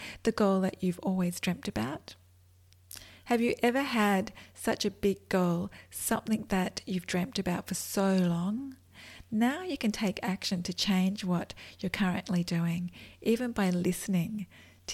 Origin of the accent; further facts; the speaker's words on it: Australia; accent: Australian; I'm in Australia, which is an awesome place, and you can probably tell by my accent.